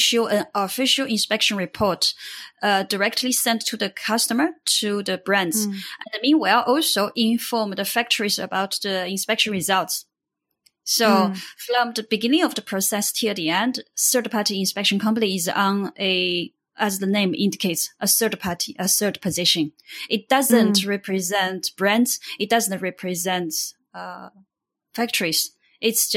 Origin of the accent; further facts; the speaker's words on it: Hubei, China; moved away; also born or lived in Shenzhen / Shanghai / Cambodia; I come from China. My hometown is the middle of China, Hubei province.